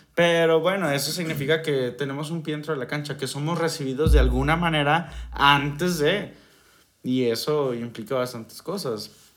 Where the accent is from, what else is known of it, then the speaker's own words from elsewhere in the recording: Mexico; nosotros como mexicanos